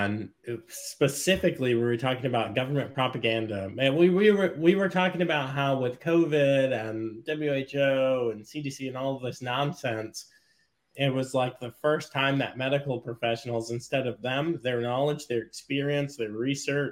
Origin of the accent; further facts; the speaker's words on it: United States; I'm an American.